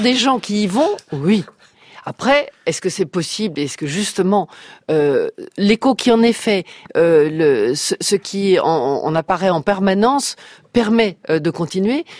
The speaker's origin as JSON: {"language": "French", "town": "Brussels", "region": "Brussels-Capital Region", "country": "Belgium", "tie": "born or raised there", "said": "j'ai eu mon enfance à Bruxelles"}